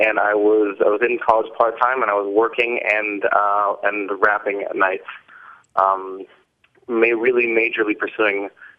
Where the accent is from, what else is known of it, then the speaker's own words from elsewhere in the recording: Seattle, Washington, United States; moved away as an adult; now in Beit Shemesh, Israel; I grew up in Seattle, Washington, in South Seattle. There is a small Jewish community in Seattle, but I had no connection to it whatsoever.